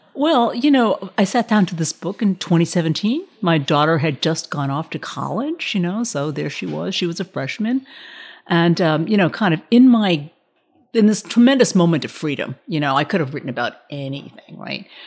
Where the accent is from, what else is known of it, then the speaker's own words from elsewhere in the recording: Yonkers, New York, United States; we were growing up in Yonkers, New York, which is a working class town